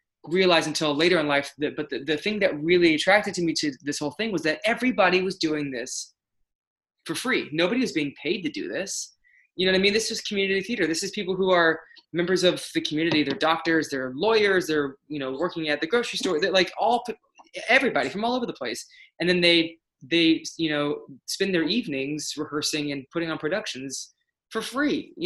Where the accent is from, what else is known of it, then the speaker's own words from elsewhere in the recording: Tampa Bay area, Florida, United States; I grew up in the Tampa Bay area in Florida